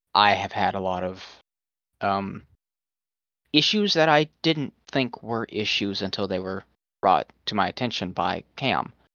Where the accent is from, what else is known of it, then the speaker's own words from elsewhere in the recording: the South, United States; I'm from the south.